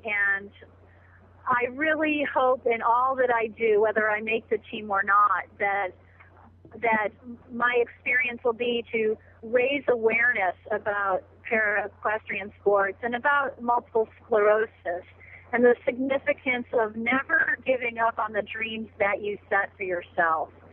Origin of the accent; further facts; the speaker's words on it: New York, United States; I've been a lifelong equestrian, uh, growing up in New York State